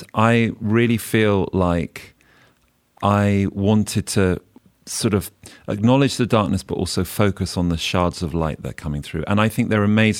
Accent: Oxfordshire, South East England, United Kingdom; also born or lived in Mid Wales; now in London, United Kingdom; I'm a country boy. I grew up in Oxfordshire, and I've been living in London for 20 years

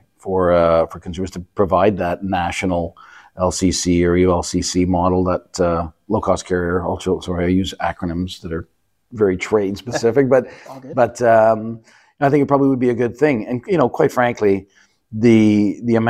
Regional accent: Canada; as a Canadian

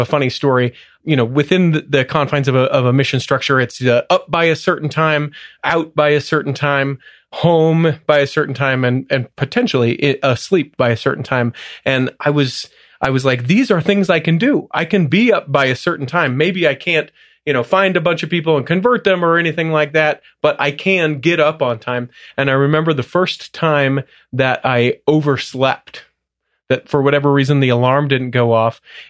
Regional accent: Salt Lake City, Utah, United States; also born or lived in Cleveland, Ohio; Technically a suburb, middle of Salt Lake, but yeah, just born and raised here. College in Southern Utah, served a mission in Cleveland, Ohio, and then came back to Utah.

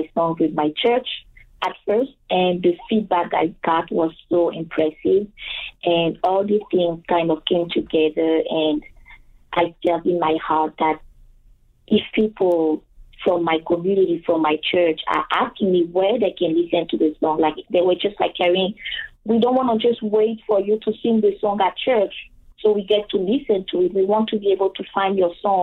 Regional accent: Côte d’Ivoire; English is a second language; moved away as an adult; now in Winnipeg, Canada; I was born and raised in Ivory Coast, which is a Francophone country in West Africa.

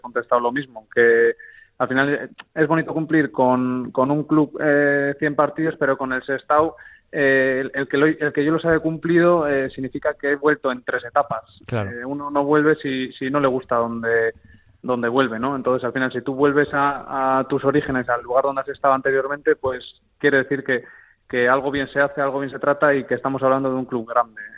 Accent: Cantabria, Spain; moved away as an adult; also born or lived in Extremadura / Madrid / La Línea de la Concepción; aquí en mi tierra

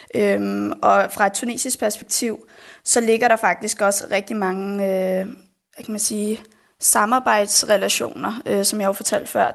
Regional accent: Denmark; Jeg er jo født og opvokset her i Danmark

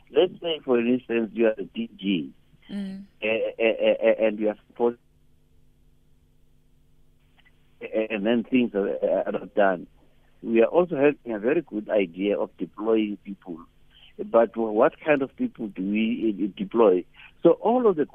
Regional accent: Eastern Cape, South Africa; I was a Xhosa

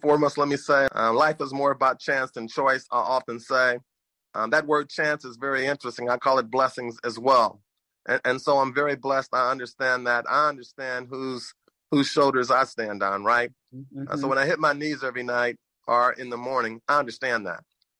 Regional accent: St. Louis, Missouri, United States; I own restaurants in the St. Louis metropolitan area, my hometown, my home region. I'm so very proud of that.

